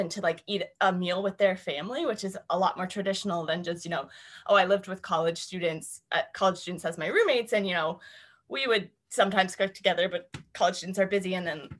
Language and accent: English; East Coast, United States; And I come from the East Coast of the US where like you don't really smile at people on the street